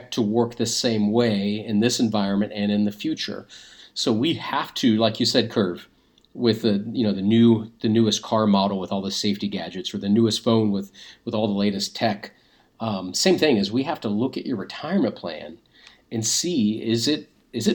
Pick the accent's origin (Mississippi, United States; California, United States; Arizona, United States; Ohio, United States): Ohio, United States; Dayton; We live in Dayton. We were born and raised in the Dayton area